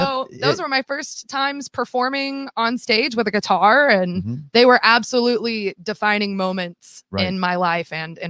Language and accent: English; Missouri, United States; I'm from Missouri.